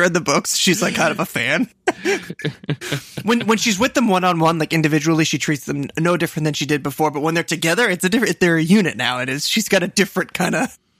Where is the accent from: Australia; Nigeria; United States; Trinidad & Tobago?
United States; I never celebrate being an American